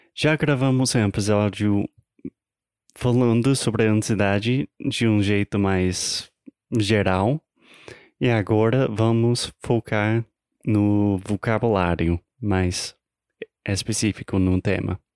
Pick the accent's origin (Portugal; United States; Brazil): United States; Portuguese is a second language; eu sou americano, tentando aprender, pelo menos melhorar o meu português